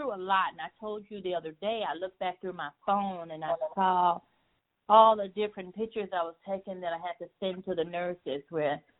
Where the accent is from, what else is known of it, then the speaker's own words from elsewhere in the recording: the North, United States; I was born here in the North, but Mama was born in the South